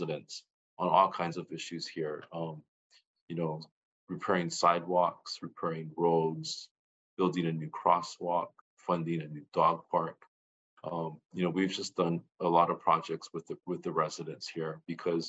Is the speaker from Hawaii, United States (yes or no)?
yes; Kailua, Hawaii, United States; I was actually born and raised on the Kailua side, and then went to the UH